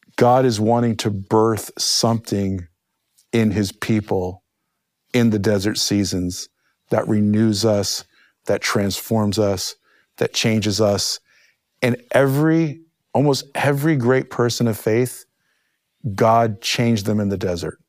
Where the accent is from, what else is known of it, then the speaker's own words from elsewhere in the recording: New Jersey, United States; I grew up in the Holy Land, New Jersey